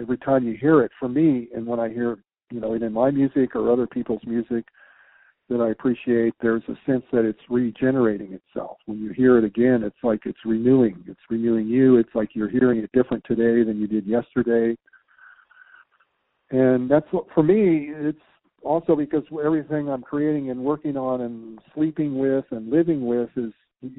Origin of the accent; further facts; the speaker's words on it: San Diego, California, United States; now in Tucson, United States; growing up in San Diego and Southern Cal and going to the, you know, growing up in deserts and all